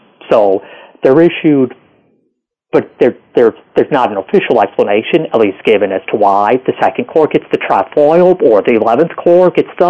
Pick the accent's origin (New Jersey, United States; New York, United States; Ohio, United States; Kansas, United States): Ohio, United States; Cleveland; moved away as an adult; also born or lived in Detroit, Michigan / Virginia / Alabama; I was born in Detroit, but then was raised in Cleveland